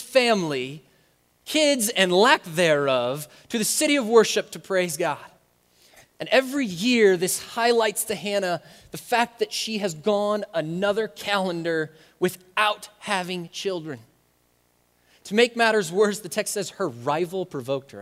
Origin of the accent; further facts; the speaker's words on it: United States; we as American Christians